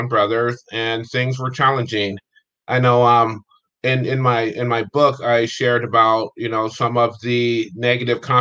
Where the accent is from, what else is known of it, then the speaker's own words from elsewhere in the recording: Steubenville, Ohio, United States; moved away as an adult; also born or lived in California; I was born in a small town in Ohio called Steubenville. I was there until the age of 18, and then I came out to California from that point forward